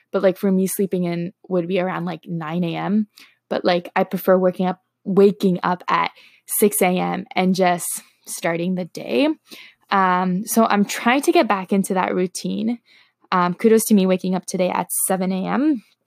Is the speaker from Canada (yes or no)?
yes; Toronto, Ontario, Canada; first language Slovak; English is a second language; I am from Toronto, Canada, born and raised.